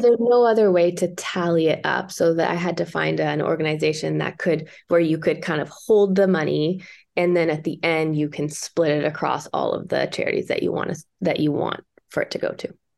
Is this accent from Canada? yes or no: yes; Toronto, Ontario, Canada; now in British Columbia, Canada; my hometown